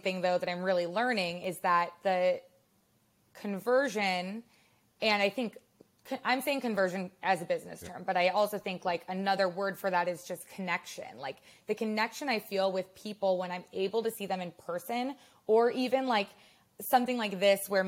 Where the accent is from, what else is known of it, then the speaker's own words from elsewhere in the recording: Madison, Wisconsin, United States; also born or lived in Chicago / Los Angeles; now in New York, United States; I grew up in Wisconsin and I grew up in Madison.